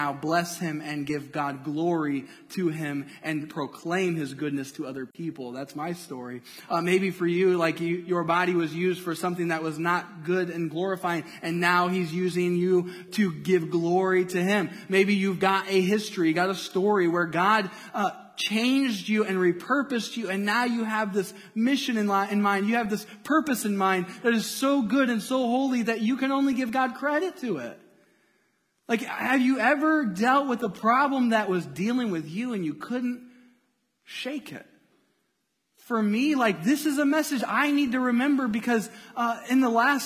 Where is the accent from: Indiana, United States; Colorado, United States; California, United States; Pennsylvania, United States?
Indiana, United States; moved away as an adult; also born or lived in Cincinnati; I'm from Indiana.